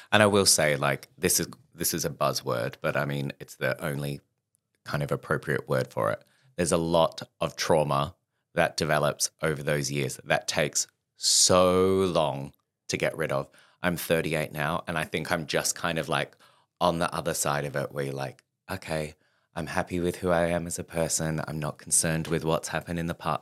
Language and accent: English; Perth, Western Australia, Australia; moved away as an adult; now in London, United Kingdom; growing up in Perth